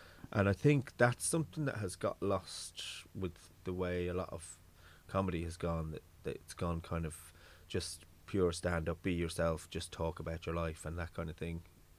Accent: London, United Kingdom; accent: London; now in Ireland; It was probably because I grew up in England and then I came to Ireland and I probably feel like a fake, you know, my voice. Because, like, I had a London accent when I first came here.

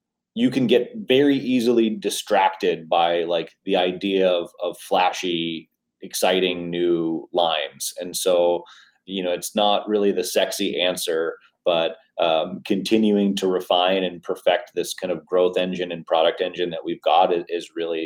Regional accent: New York, United States; also born or lived in Manhattan; now in San Diego, United States; I was born and raised in New York

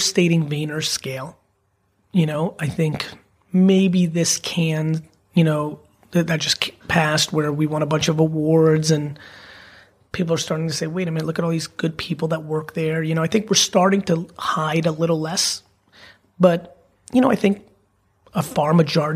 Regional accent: New Jersey, United States; I'm definitely a Jersey boy and I'm even American to Americans

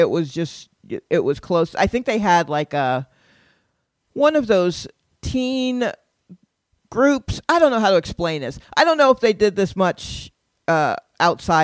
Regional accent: Stone Mountain, Georgia, United States; now in New York, United States; I grew up in Stone Mountain, Georgia, which is like 10 to 12 miles outside of Atlanta

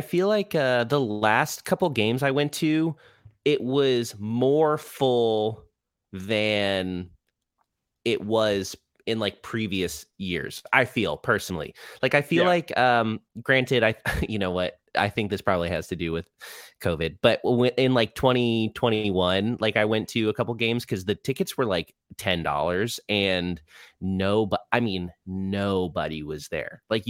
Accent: Orlando, Florida, United States; also born or lived in Rhode Island; I was born in Rhode Island, but I've lived in Orlando since I was like 5. So yes, I'm from Orlando. It's easier just to say that.

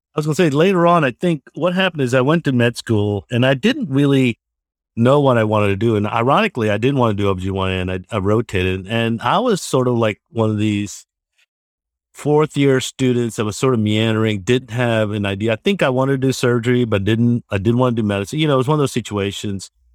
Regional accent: Georgia, United States; I'm originally from Georgia itself

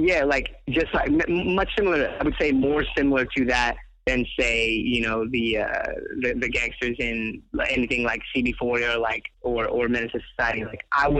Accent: Inglewood, California, United States; I grew up in Inglewood

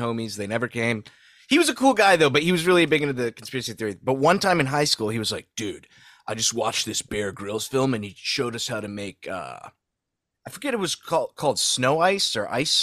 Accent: Saudi Arabia; moved away; I grew up in Saudi

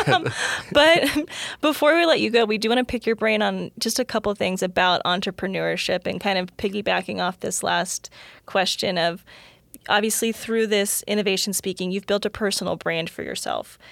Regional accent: Florida, United States; I actually grew up in Florida

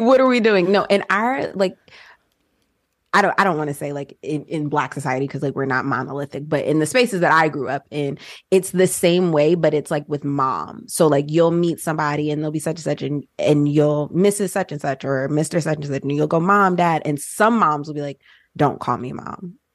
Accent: New Jersey, United States; moved away; also born or lived in Georgia; born and raised in Jersey, and then my family moved to Georgia

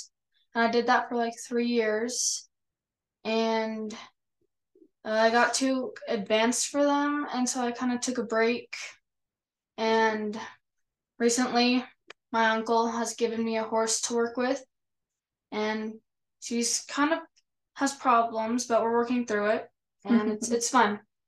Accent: Orem, Utah, United States; I'm 15. I'm from Orem, Utah.

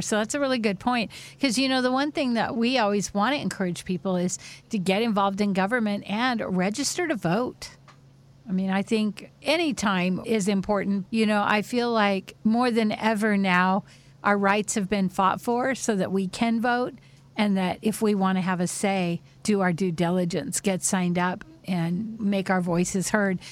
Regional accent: Whidbey Island, Washington, United States; growing up on Whidbey Island, we were so sheltered

